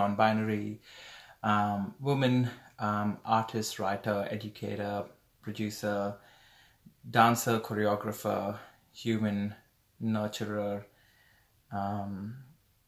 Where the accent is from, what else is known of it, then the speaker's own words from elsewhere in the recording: Dombivli, Maharashtra, India; moved away as an adult; now in Brisbane, Australia; I'm from Dombivli near Bombay, Maharashtra in India.